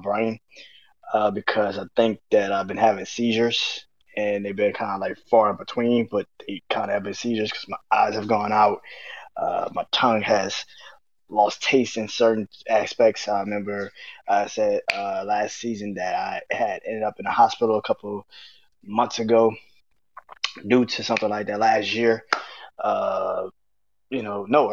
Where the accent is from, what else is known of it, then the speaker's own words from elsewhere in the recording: New Orleans, Louisiana, United States; being from New Orleans, I can speak from a kid that grew up listening to the Cash Money records.